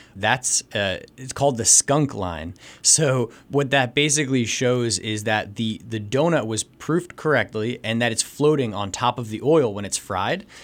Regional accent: New Jersey, United States; moved away as an adult; also born or lived in Santiago, Chile; now in Jim Thorpe, United States; I'm actually from New Jersey

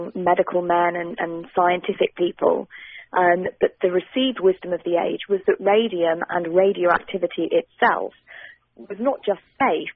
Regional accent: United Kingdom; accent: British; also born or lived in London, England

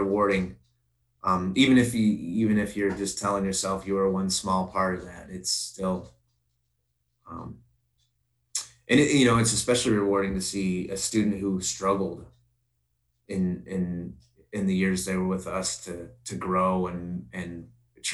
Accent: Princeton, Illinois, United States; I'm born and raised here and graduated high school here

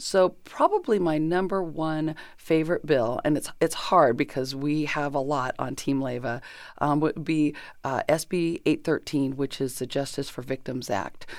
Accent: Chino, California, United States; also born or lived in Kansas / Pomona / Colton; I grew up in Chino

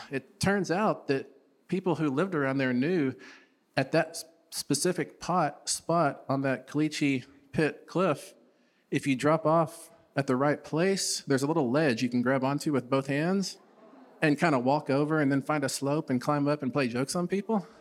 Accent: Stanton, Texas, United States; also born or lived in Big Spring, Texas; 20 miles east of where I grew up in Stanton

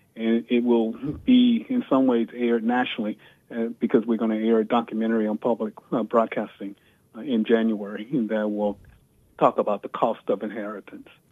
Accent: Virginia, United States; I grew up in the segregated South. I was born in 1955 in Virginia

